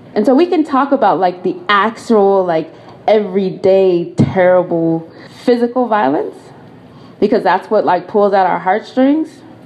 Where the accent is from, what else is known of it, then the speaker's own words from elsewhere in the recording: Colorado, United States; moved away as an adult; now in Washington, D.C., United States; I am from Colorado